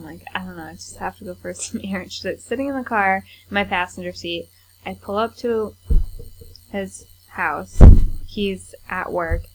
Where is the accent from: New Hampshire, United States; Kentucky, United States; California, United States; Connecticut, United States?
New Hampshire, United States; Nashua; I grew up in Nashua.